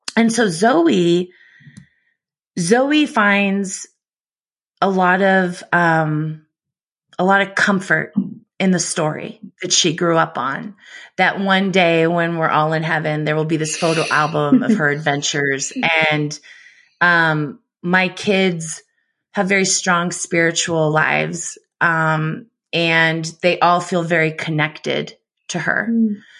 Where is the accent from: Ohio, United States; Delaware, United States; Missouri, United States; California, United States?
California, United States; San Francisco; I grew up in San Francisco